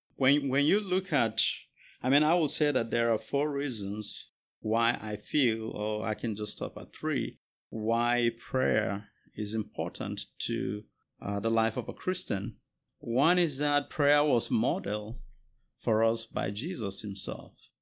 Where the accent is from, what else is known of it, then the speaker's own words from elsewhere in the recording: Jos, Plateau, Nigeria; moved away as an adult; now in United States; I am a pastor from Jos, Nigeria, uh, but here in the U S, uh, going to school